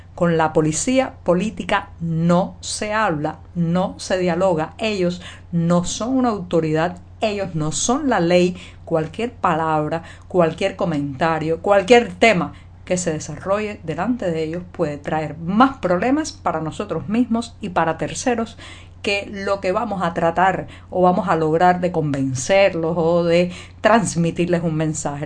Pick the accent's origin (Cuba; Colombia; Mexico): Cuba; cubana, periodista, ciudadana